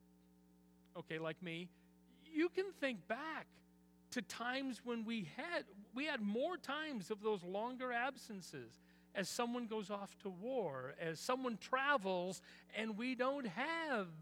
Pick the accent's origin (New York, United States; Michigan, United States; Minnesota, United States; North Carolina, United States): Minnesota, United States; Eden Prairie; I grew up in Eden Prairie